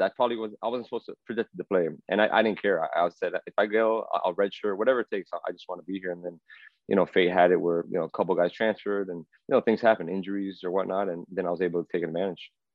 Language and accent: English; Miami, Florida, United States; growing up in Miami